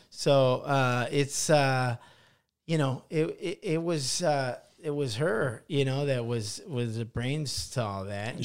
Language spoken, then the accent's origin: English; Midwest, United States; also born or lived in Van Nuys; now in Los Angeles, United States; I come from the Midwest, you know, humble beginnings and all that stuff. And then we moved to L